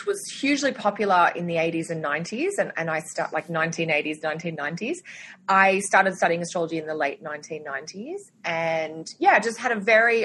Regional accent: Sydney, New South Wales, Australia; moved away as an adult; now in Toronto, Canada; I'm Australian, which might be obvious now that I've started talking

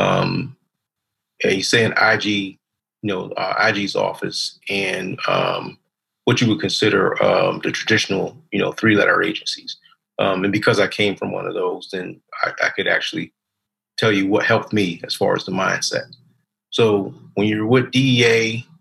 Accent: Baltimore, Maryland, United States; I grew up in Baltimore, Maryland

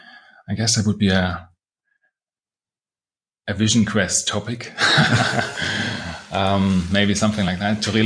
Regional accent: Halle, Saxony-Anhalt, Germany; moved away; my hometown where I had my school

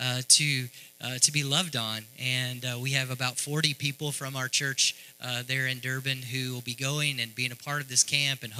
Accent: Texarkana, United States; moved away as an adult; now in Africa; I grew up in Texarkana. I'm from Texarkana.

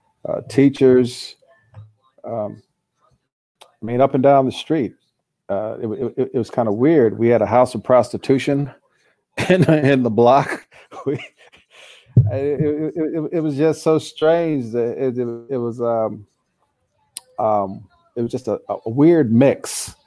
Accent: St. Louis, Missouri, United States; also born or lived in Kansas; born and raised in St. Louis

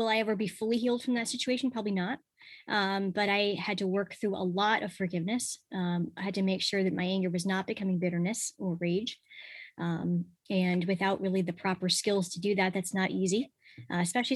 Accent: Connecticut, United States; Connecticut. So I grew up in Connecticut.

